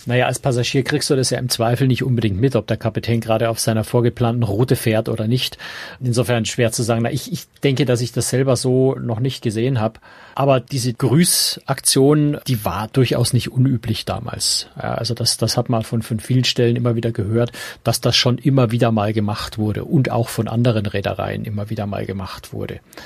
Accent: Munich, Bavaria, Germany; Also als Münchner, als Bayer

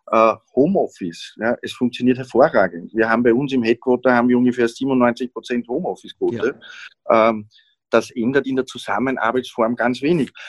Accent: Vienna, Austria; Ja, wenn man schaut, Niederösterreich, Burgenland, auch Wien sogar, ja, sage ich jetzt als Wiener.

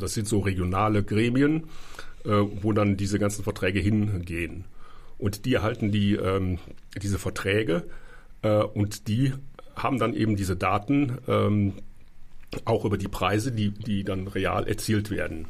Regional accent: Cologne, North Rhine-Westphalia, Germany; now in Berlin, Germany; da, wo ich herkomme, Nordrhein-Westfalen

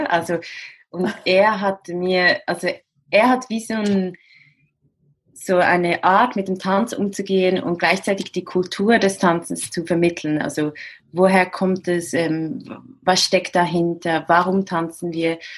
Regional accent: Central Switzerland, Switzerland; Also ich habe ich bin in der Innenschweiz aufgewachsen, habe Freunde ein bisschen überall in der Schweiz, ein bisschen in Frankreich

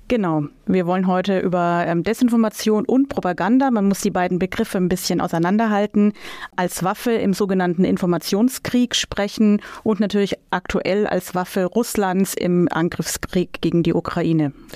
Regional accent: Germany; bei uns in Deutschland

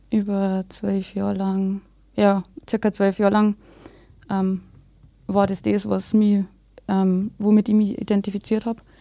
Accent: Bavaria, Germany; ich bin ähm, aus Bayern, ähm, aus Deisendorf, das ist äh, ziemlich an der Grenze.

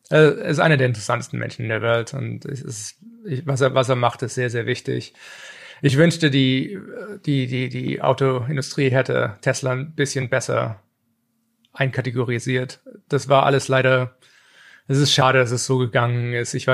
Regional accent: Germany; in den 80ern, wo ich als Kind in Deutschland englische He-Man-Folgen und, und, und, und, und, und, und was weiß ich, Mask und Transformers geguckt habe

